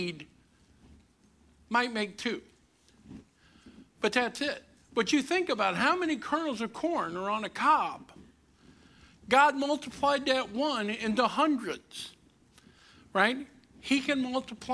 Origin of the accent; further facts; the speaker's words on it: Kinloch, Missouri, United States; also born or lived in Berkeley, Missouri / Overland, Missouri; now in Lincoln County, Missouri, United States; I grew up in Kinloch. I moved to Berkeley. We got uppity. We moved all the way to Overland.